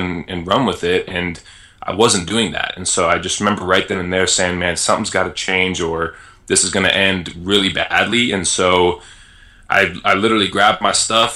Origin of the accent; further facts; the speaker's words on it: Las Vegas, Nevada, United States; moved away; also born or lived in Illinois; I grew up in Las Vegas